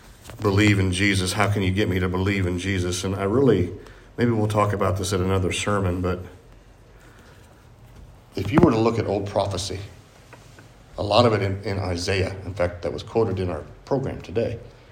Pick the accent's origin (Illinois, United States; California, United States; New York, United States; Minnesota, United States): Illinois, United States; Carbondale; born there; I was born in Carbondale, Illinois. I had no choice over that.